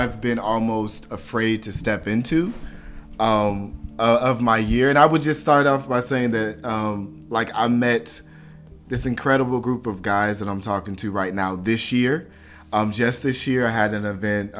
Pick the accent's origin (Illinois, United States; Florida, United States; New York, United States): Florida, United States; I'm from Florida